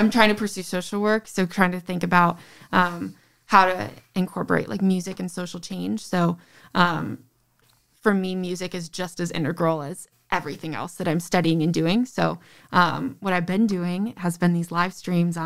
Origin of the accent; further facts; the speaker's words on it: Novi, Michigan, United States; I grew up in Novi